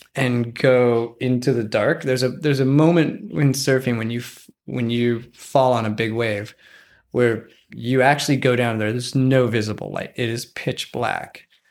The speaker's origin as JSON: {"language": "English", "region": "Wyoming", "country": "United States", "tie": "born or raised there", "said": "I grew up near one of the largest wilderness areas in Wyoming, and it borders Yellowstone National Park."}